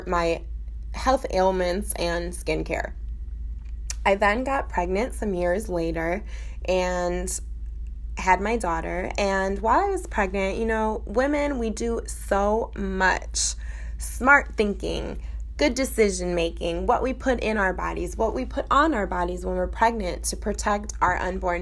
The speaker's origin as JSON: {"language": "English", "town": "Chicago", "region": "Illinois", "country": "United States", "moved": "yes", "lives_now": "Coral Gables, United States", "said": "I'm originally from Chicago"}